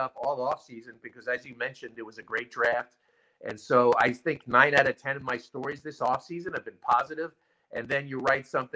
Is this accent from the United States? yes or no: yes; Long Island, New York, United States; I'm from Long Island. So I think we have really good pizza here in Long Island, too